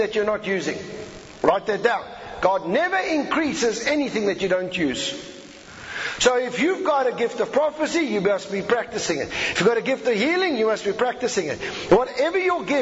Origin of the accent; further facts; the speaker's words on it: South Africa